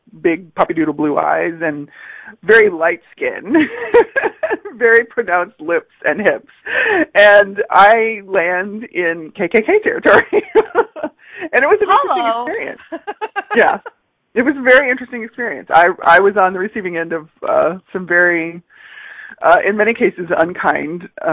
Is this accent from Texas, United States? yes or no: yes; Pasadena, Texas, United States; also born or lived in California; I grew up in the Pasadena, Texas area, Pasadena, Houston area